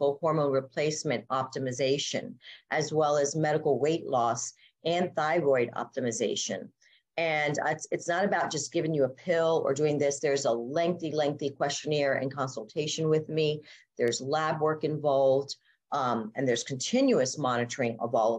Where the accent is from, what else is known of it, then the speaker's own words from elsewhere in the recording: South Miami, Florida, United States; moved away as an adult; also born or lived in Coral Gables, Florida / Tampa, Florida; now in Dunedin, United States; I grew up in South Miami